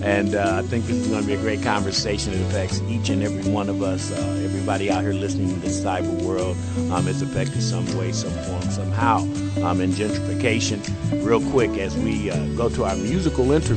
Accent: Indianapolis, Indiana, United States; I grew up on 34th and Grand

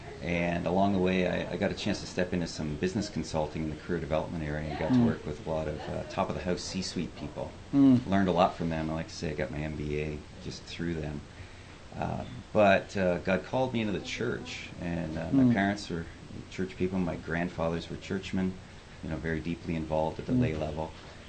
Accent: Southern Ontario, Canada; moved away as an adult; also born or lived in upstate New York / Chicago area; now in Chicago, United States; Well, I grew up in Canada, Southern Ontario, and went to school in upstate New York

